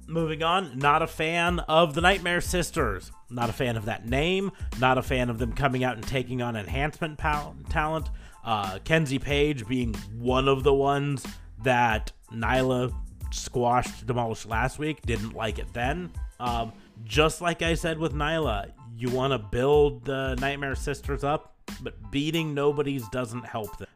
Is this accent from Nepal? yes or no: no; United States; I'm American